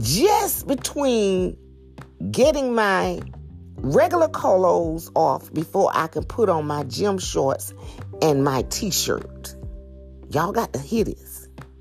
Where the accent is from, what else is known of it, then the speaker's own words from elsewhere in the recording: Macon, Georgia, United States; moved away; my hometown. They drove all the way to Macktown, which is Macon, Georgia